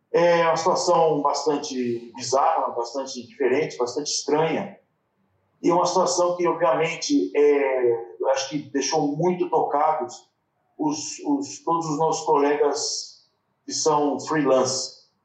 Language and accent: Portuguese; São Paulo, Brazil; now in Barcelona, Spain; é, eu sou de São Paulo e aqui em Barcelona hoje está quente.